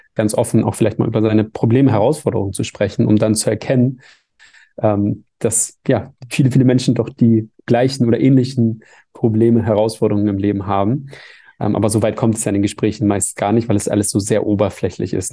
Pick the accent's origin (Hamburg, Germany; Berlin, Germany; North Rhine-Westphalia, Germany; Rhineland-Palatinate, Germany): Hamburg, Germany; in Hamburg, der Stadt, wo ich herkomme